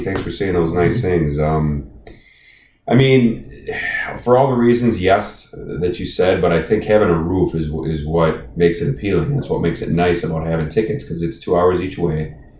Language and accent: English; Milwaukee, Wisconsin, United States; moved away; also born or lived in Maryland; I grew up in Milwaukee.